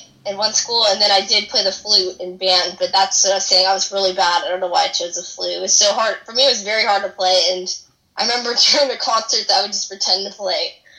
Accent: Mission Viejo, California, United States; also born or lived in Dana Point, California; now in Los Angeles, United States; I'm from North County, yeah. Okay. I'm from Mission Viejo and Dana Point.

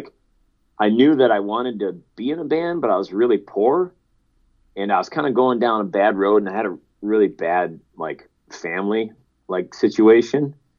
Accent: Canton, Michigan, United States; And we were living with her sister out in Canton, Michigan for a little bit.

